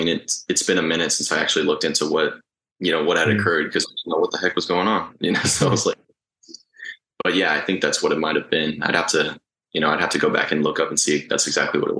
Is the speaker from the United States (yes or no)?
no; Uruguay; I mean, so my family is from South America, actually. We're from Uruguay.